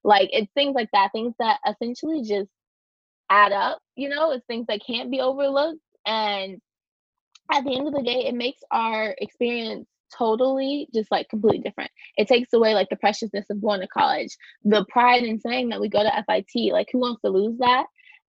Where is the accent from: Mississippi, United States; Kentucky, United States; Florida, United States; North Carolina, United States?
Kentucky, United States; moved away as an adult; now in New York, United States; I'm from Kentucky.